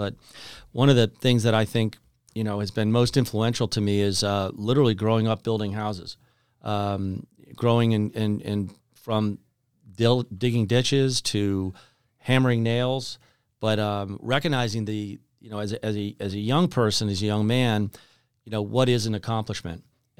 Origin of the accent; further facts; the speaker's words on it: Kensington, Maryland, United States; And, I grew up in Kensington, Maryland, just outside of Washington, D.C.